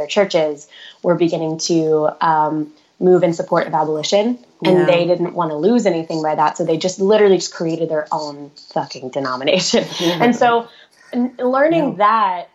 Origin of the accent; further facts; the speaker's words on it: just outside St. Louis, Missouri, United States; I was raised in the Midwest, just outside St. Louis, Missouri, in the suburbs